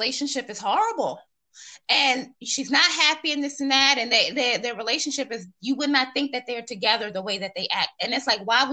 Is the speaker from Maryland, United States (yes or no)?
yes; Silver Spring, Maryland, United States; moved away as an adult; also born or lived in Washington, District of Columbia, United States; now in Virginia, United States; I'm actually from Maryland. I grew up, I'm born in DC, Northwest, and I was raised in, like, you know, the Silver Spring, Montgomery County, little PG County area